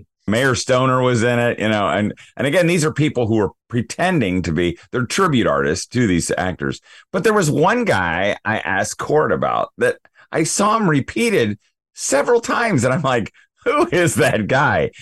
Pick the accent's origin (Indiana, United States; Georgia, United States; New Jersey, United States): Indiana, United States; Danville; my hometown, Danville, Indiana